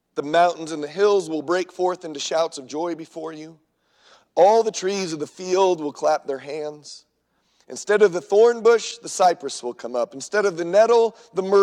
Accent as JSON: {"language": "English", "region": "Southern California", "country": "United States", "tie": "born or raised there", "moved": "yes", "lives_now": "Minnesota, United States", "said": "I grew up in Southern California in the 80s."}